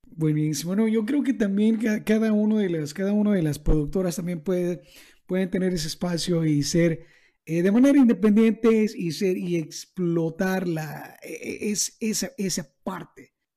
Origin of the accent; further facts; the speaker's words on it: El Salvador; para mí como salvadoreño, para nosotros en El Salvador